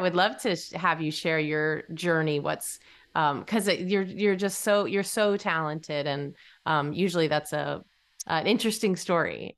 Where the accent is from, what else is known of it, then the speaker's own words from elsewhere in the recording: New England, United States; when I was young, I grew up in New England